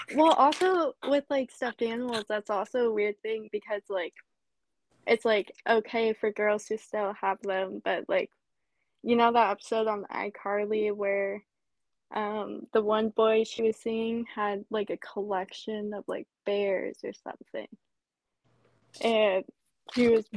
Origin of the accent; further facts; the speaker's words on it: basically Seattle, Washington, United States; I'm from Washington, basically Seattle